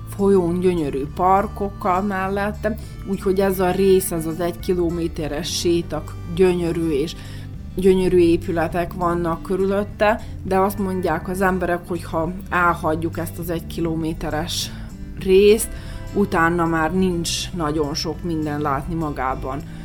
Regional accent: Serbia; moved away; Szerbiából jövünk

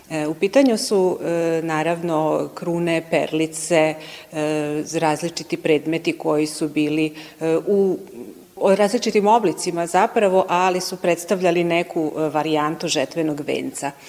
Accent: Serbia; kod nas u Srbiji

